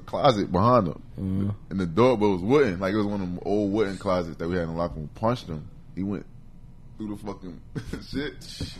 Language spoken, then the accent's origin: English; East Orange, New Jersey, United States; in Jersey City and I was raised in Northeast Orange.